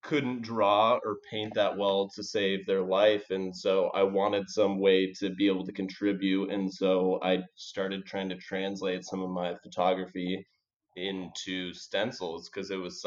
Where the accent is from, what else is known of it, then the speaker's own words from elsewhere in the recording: Portland, Oregon, United States; moved away as an adult; also born or lived in Bogota, Colombia; I grew up in Portland, Oregon, where there's just so much greenery